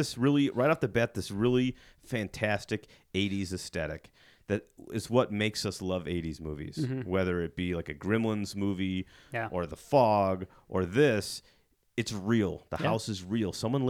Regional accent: Illinois, United States; I'm from Illinois, and Illinois looks fucking nothing like Utah.

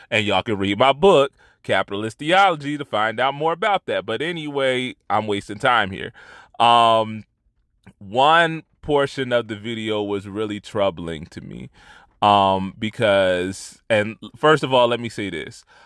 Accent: Trenton, New Jersey, United States; from my hometown, no less, uh, one of the only good things to come out of Trenton

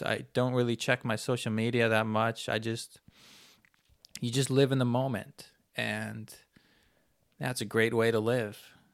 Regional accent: Canada; I'm a Canadian

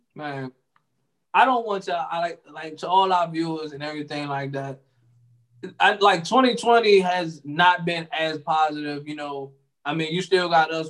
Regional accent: United States; us as American people

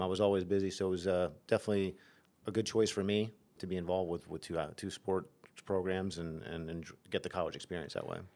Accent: Nazareth, Pennsylvania, United States; I grew up in Nazareth, so I was twenty, twenty-five minutes away from home.

